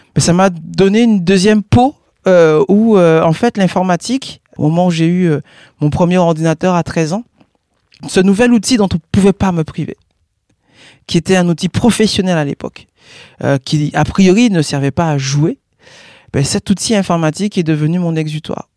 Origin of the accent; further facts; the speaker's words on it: Guadeloupe; Je suis né en Guadeloupe